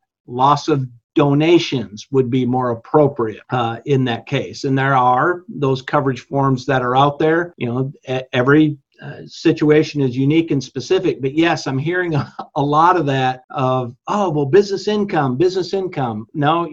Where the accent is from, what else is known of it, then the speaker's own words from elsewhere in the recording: Michigan, United States; growing up in Michigan